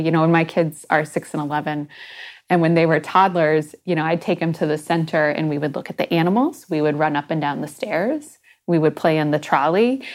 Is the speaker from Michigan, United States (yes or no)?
yes; Michigan, United States; moved away as an adult; also born or lived in Texas / upstate New York; now in Ohio, United States; I was born in Texas, and then I grew up in Michigan